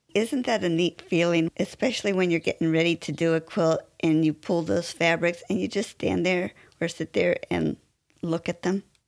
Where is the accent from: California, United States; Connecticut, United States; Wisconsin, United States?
California, United States; Westminster; now in Marietta, United States; I was born in Westminster, California